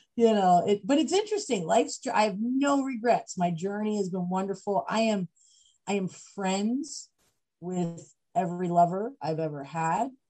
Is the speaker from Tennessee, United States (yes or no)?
no; Macungie, Pennsylvania, United States; I grew up in Pennsylvania um, and small, small town, Pennsylvania, town called Macungie